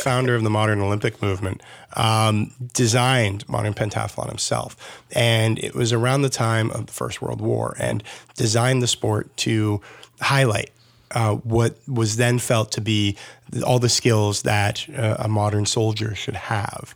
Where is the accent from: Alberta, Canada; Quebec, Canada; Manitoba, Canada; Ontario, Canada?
Ontario, Canada; Burlington; I grew up in Burlington